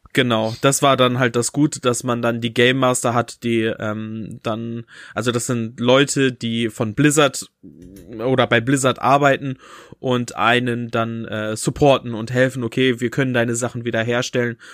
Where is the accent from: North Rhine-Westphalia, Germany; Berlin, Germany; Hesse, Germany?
North Rhine-Westphalia, Germany; Bünde; bei uns in Bünde